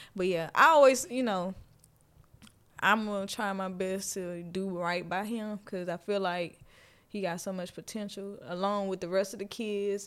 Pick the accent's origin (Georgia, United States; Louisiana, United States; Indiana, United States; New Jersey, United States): Louisiana, United States; moved away; I'm from Louisiana